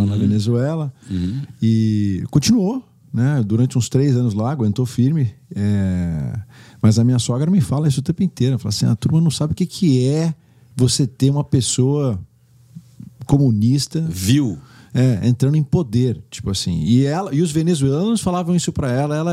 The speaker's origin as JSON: {"language": "Portuguese", "town": "Caxambu", "region": "Minas Gerais", "country": "Brazil", "tie": "born or raised there", "also_born_or_lived": "New York City", "said": "Eu cresci no Brasil. Eu fui pro Brasil, hum. putz, quando eu fui. Eu devia ter pro Brasil, eu ainda era bebê, devia ter uns 3, 4 anos de idade."}